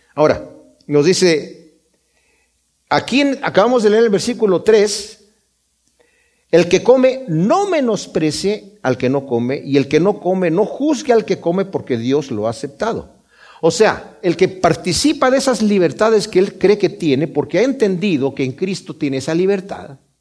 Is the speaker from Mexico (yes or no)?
yes; Mexico; yo soy de México